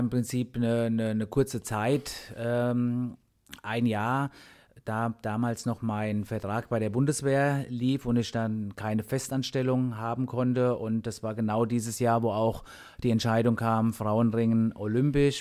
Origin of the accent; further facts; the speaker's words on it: Germany; bei uns in Deutschland